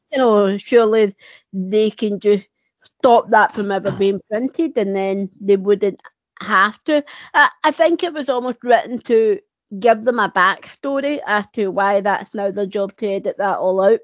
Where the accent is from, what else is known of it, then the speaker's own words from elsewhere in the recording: Scotland, United Kingdom; I'm from Scotland